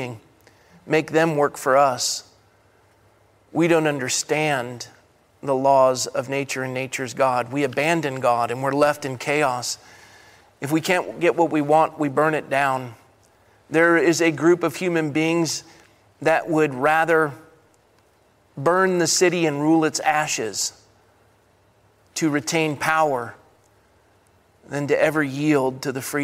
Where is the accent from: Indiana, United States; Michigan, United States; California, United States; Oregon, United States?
California, United States; Coronado; growing up in Coronado, California